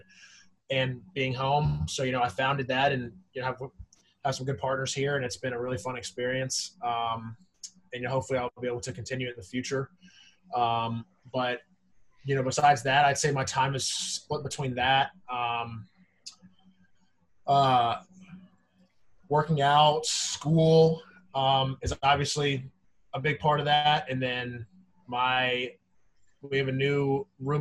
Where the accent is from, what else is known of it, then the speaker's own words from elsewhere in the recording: Nashville, Tennessee, United States; moved away as an adult; also born or lived in Ithaca, New York; now in Brooklyn, United States; I grew up in Nashville, born in Ithaca, but the majority of my life was spent in Nashville.